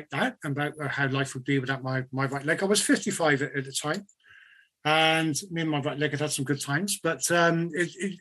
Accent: United Kingdom; being British

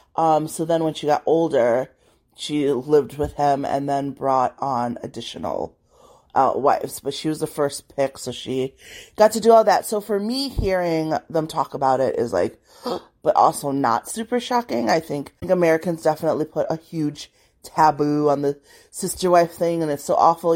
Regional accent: Liberia; I was born in Liberia

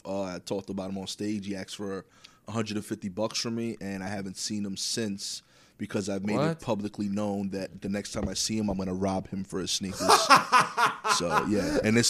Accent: New York City, New York, United States; I grew up in East New York. The part where I'm at now, there's a subsegment of East New York called Cypress Hills.

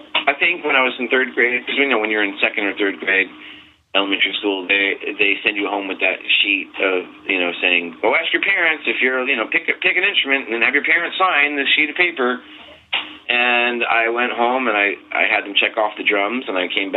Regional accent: Bayport, New York, United States; I'm from Long Island, New York.

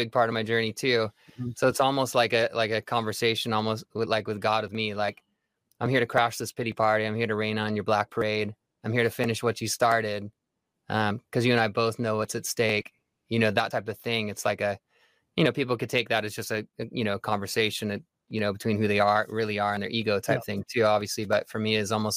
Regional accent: Santa Ana, California, United States; I was born and raised in Santa Ana, California

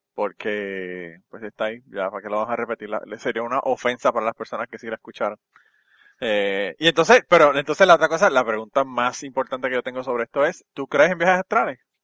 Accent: Utuado, Puerto Rico; mi pueblo de Utuado

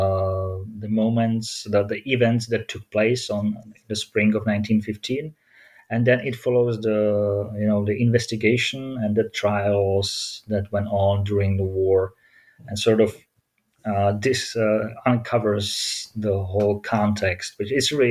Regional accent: Olomouc, Olomouc Region, Czechia; my hometown of Olomouc

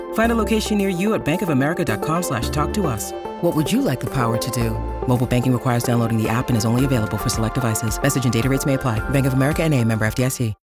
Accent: Mumbai, Maharashtra, India; moved away as an adult; now in Bristol, United Kingdom; I'm from India, from Mumbai, and I came to the UK around 12 years ago to do my degree in aerospace engineering.

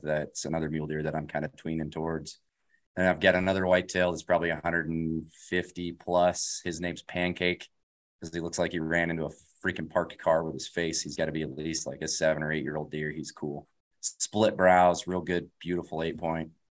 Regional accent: Colorado, United States; also born or lived in California; born and raised in Colorado

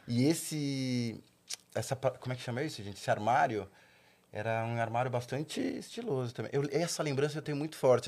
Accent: São Caetano do Sul, São Paulo, Brazil; eu nasci em São Caetano

